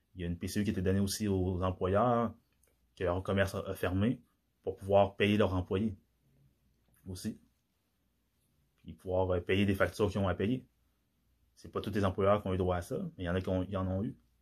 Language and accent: French; DR Congo; moved away; dans mon pays d'origine, la République démocratique du Congo